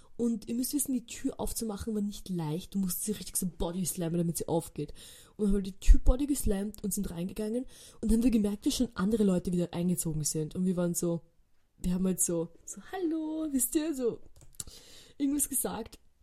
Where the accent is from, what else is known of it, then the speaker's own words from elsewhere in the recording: Austria; wir reden Deutsch, wir sind aus Österreich